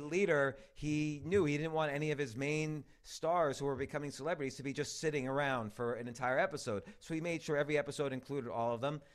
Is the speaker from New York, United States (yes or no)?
yes; New York, United States; I'm a New Yorker, I'm still a New Yorker, my kids go to school in New York, I own a comedy club in New York